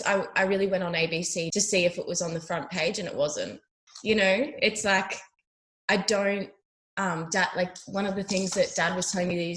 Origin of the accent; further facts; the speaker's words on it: Australia; making people feel comfortable in the bush is such an important thing as an Australian, I think, to do, or just being in nature.